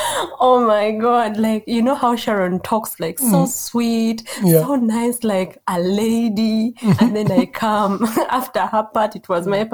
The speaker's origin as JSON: {"language": "English", "country": "Uganda", "tie": "born or raised there", "moved": "as an adult", "lives_now": "Germany", "said": "growing up in Uganda"}